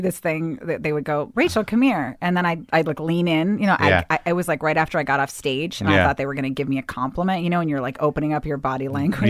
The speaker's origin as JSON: {"language": "English", "town": "Bethesda", "region": "Maryland", "country": "United States", "tie": "born or raised there", "said": "I grew up in Bethesda, Maryland."}